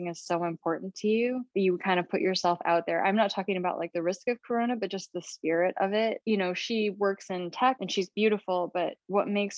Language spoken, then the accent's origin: English; East Lansing, Michigan, United States; moved away as an adult; also born or lived in England / Asia; now in New York City, United States; growing up in East Lansing, Michigan